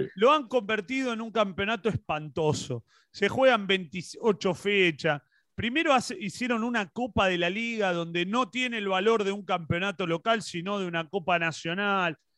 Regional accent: Argentina; acá en Argentina

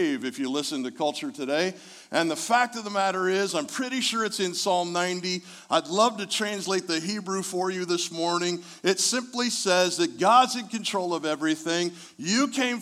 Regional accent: Indianapolis, Indiana, United States; I'm from Indianapolis

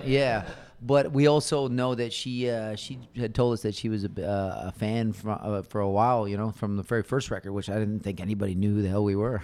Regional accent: Toronto, Ontario, Canada; moved away as an adult; now in Austin, United States; we grew up in Toronto

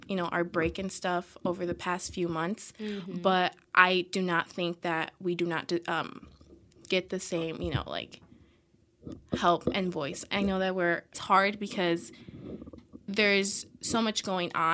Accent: Chicago, Illinois, United States; moved away as an adult; I'm from Chicago

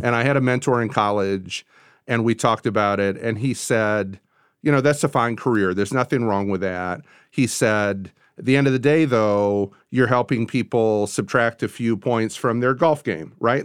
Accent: Portage, Michigan, United States; moved away as an adult; also born or lived in Virginia / California / Kalamazoo, Michigan; now in Nashville, United States; I grew up in Portage, um, moved to Virginia, then later to California for graduate school

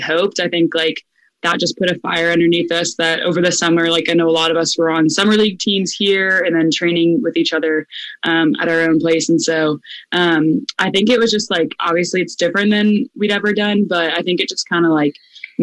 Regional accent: Tampa, Florida, United States; I'm from Tampa

